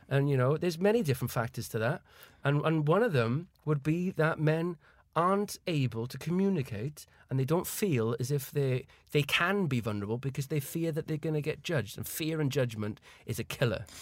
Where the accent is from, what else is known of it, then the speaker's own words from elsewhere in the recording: Caerphilly, Wales, United Kingdom; moved away as an adult; now in London, United Kingdom; I was from Caerphilly